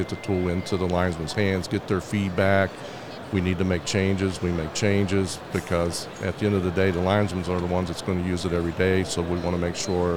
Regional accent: Dallas, Texas, United States; I'm from Dallas, Texas.

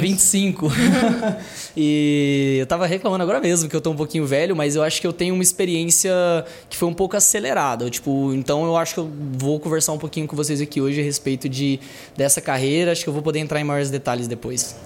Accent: interior of Tocantins, Brazil; moved away as an adult; now in Goiânia, Brazil; eu sou do interior do Tocantins, Atualmente eu moro em Goiânia, já tenho uns 6 anos de Goiânia aí

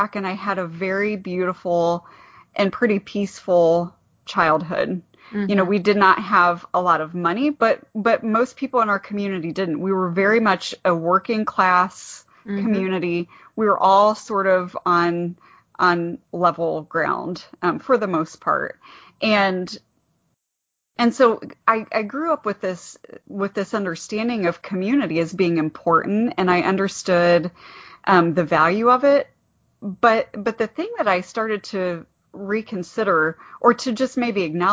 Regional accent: Ohio, United States; moved away as an adult; now in Goshen, United States; I'm from Ohio originally. I'm not from this area at all

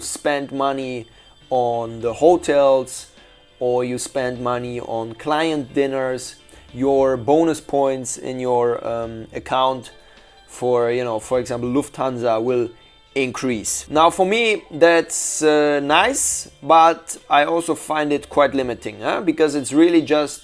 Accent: Shanghai, China; my hometown, Shanghai

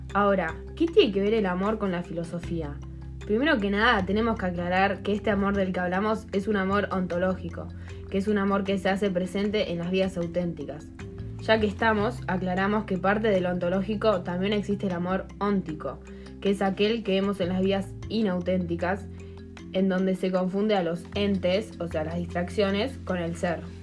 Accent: Uruguay; siendo uruguayos menores de edad que viven en el siglo XXI y van al British

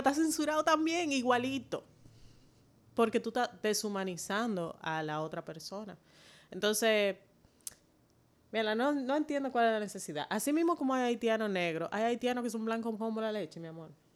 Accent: Dominican Republic; como dominicana negra nacida aquí

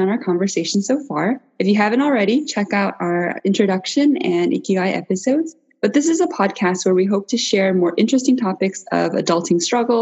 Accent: United States; I spent the bulk of my education in the US

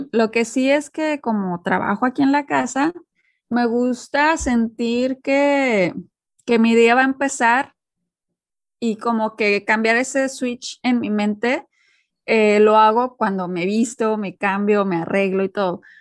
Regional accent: Monterrey, Nuevo León, Mexico; moved away as an adult; viviendo fuera de México ya tengo pues ahora sí que pues más de 10 años

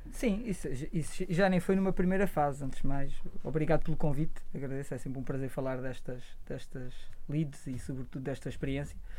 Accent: Coimbra, Centro, Portugal; eu cresci em Coimbra

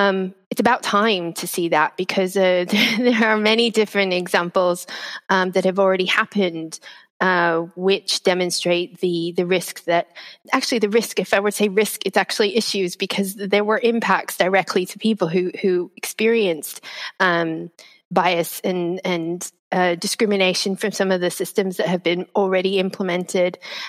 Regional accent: United States; moved away as an adult; now in United Kingdom; As an American who has been living in the UK now for 20 years, or 20 years, 18 years, almost 20

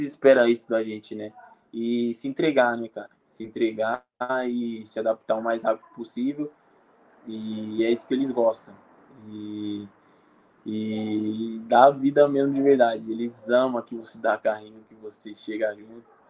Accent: Brazil; moved away as an adult

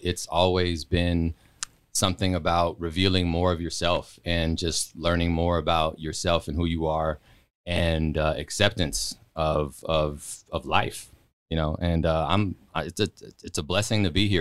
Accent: Palmdale, California, United States; also born or lived in Los Angeles / Portland, Oregon; I moved there in ninety-three.

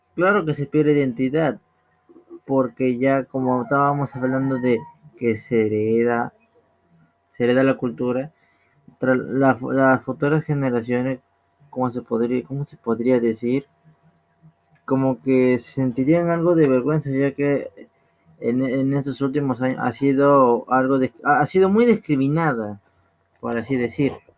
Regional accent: Peru; nosotros que somos peruanos

